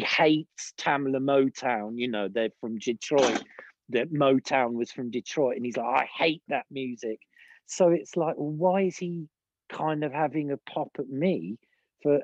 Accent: Lyndhurst, South East England, United Kingdom; now in Austria; I grew up in I was born in the village of Lyndhurst

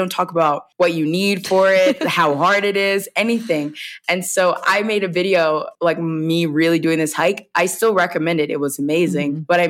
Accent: the South, United States; And I come from the South. So everyone, it's like storytelling is really big in the South

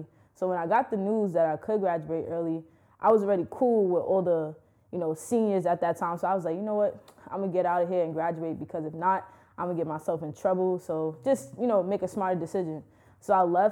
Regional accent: New York City, New York, United States; growing up in Brooklyn is a great experience

